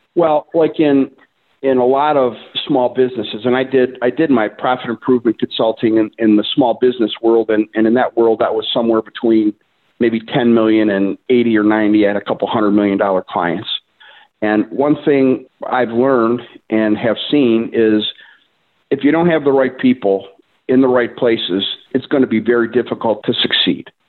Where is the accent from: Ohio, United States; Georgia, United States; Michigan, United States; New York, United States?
Ohio, United States; Cleveland; from the Cleveland, Ohio area, local Clevelander. Lived here most of my life.